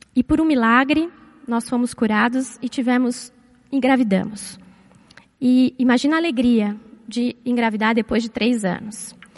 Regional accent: São Paulo, Brazil; moved away as an adult; also born or lived in Florianópolis; eu nasci e cresci aqui em São Paulo

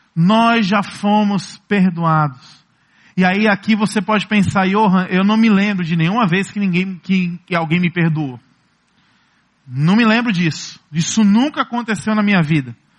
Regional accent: Ceará, Brazil; Como bons cearenses, como bons nordestinos

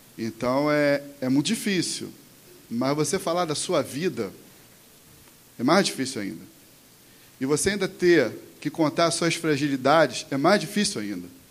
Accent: Mesquita, Rio de Janeiro, Brazil; also born or lived in Nova Iguaçu; eu sou de Mesquita também

